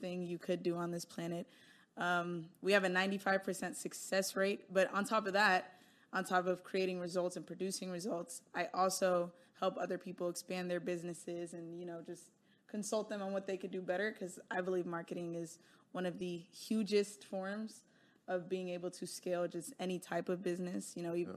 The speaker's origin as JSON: {"language": "English", "country": "United States", "tie": "born or raised there", "said": "I am Nigerian, right? But I live and was born and grew up in America"}